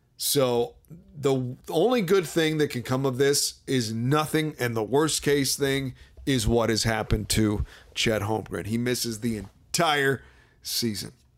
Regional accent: Washington, District of Columbia, United States; my hometown team, Wizards

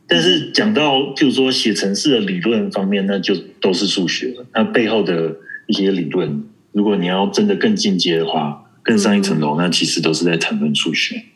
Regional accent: Taiwan; 还有我台湾人

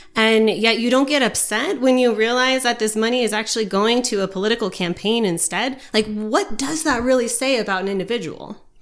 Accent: United States; us as American citizens

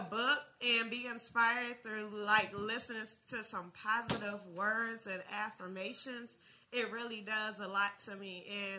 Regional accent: Chicago, Illinois, United States; moved away; I'm from Chicago.

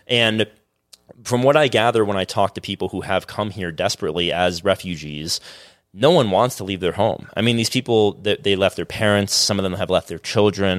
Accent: South Florida, United States; I'm from South Florida

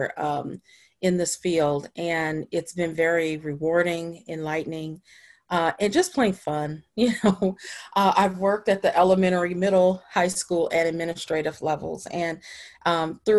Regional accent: Chicago, Illinois, United States; now in Washington, D.C., United States; I'm originally from Chicago, Illinois

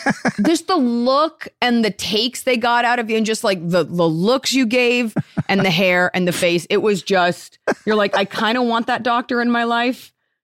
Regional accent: Dallas, Texas, United States; That's because I grew up in Dallas and I remember my dad was in the menswear business.

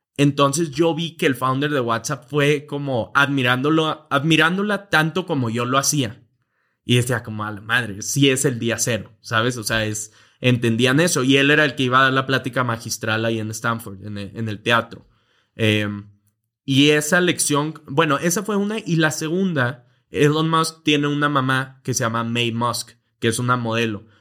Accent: Monterrey, Nuevo León, Mexico; moved away as an adult; now in Mexico City, Mexico; Vivíamos relativamente normal en Monterrey, eh, Monterrey, México

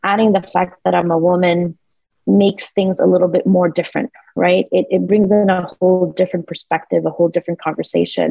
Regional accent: New York City, New York, United States; We were immigrants here in the United States. Growing up in New York City, I didn't have a mother

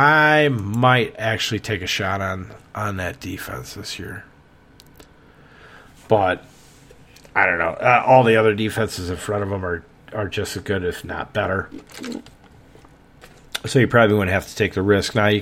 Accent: Wisconsin, United States; accent: Wisconsin accent; I'm from Wisconsin. I've lived here all my life. There's nothing I can do. You're getting the Wisconsin accent

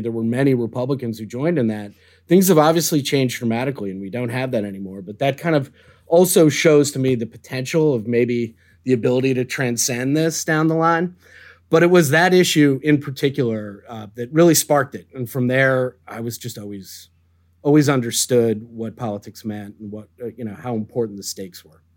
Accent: Deerfield, Illinois, United States; moved away; I grew up, um, in the suburbs of Chicago on what's known as the North Shore in a town called Deerfield, Illinois.

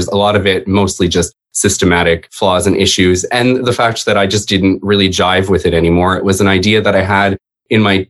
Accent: Canada; also born or lived in Toronto; I am Canadian.

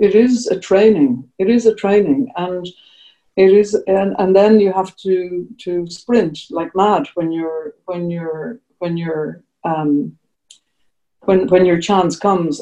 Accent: Ireland; we're Irish

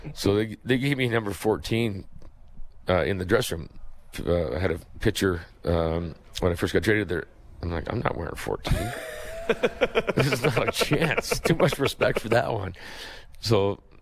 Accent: Kingston, Ontario, Canada; now in Burlington, Canada; Growing up in Kingston, there was a lot of baseball things that went on and played fast pitch.

